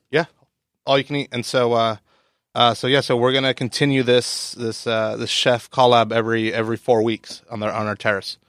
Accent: San Diego, California, United States; also born or lived in New York; Born and raised in San Diego

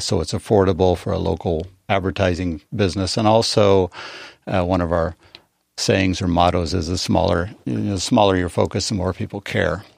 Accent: Eastern Plains of Colorado, United States; now in San Diego, United States; I grew up on the Eastern Plains, seven miles from Kansas.

